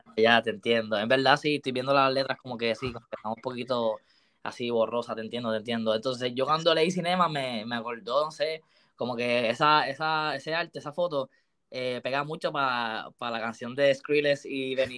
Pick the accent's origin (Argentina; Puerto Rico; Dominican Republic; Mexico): Puerto Rico; Aguas Buenas; also born or lived in Caguas, Puerto Rico; yo soy de Agua Buena, pues ya soy de Agua Buena, Agua Buena, Cagua, porque me crié Agua Buena, pero también Cagua